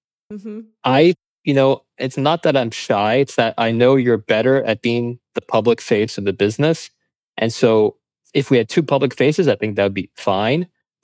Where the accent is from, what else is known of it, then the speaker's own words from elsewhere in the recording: East Coast of the US, United States; moved away as an adult; also born or lived in California / Doha, Qatar / San Francisco; now in Italy; my brother and I grew up American, essentially. And so I was born and raised in the East Coast of the U.S., and coming from immigrant parents